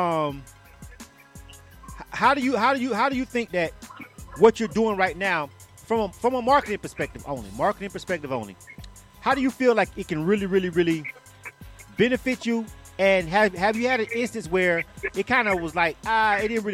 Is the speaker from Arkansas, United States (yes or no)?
no; Florida, United States; I'm from Florida